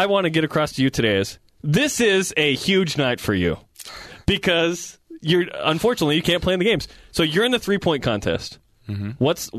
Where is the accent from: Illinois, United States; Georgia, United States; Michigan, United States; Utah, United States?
Utah, United States; West Jordan; also born or lived in Brazil; I'm from West Jordan